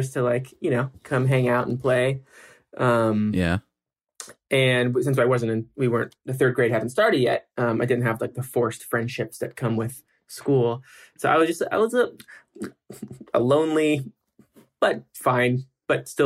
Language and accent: English; Yorba Linda, California, United States; also born or lived in Whittier, California / Culver City, California; now in Los Angeles, United States; we moved from Whittier in end of May of 93, to Yorba Linda, Orange County